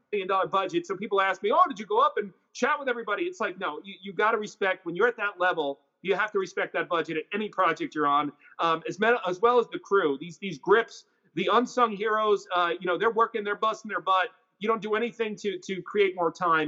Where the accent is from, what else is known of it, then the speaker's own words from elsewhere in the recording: New York, United States; I'm from New York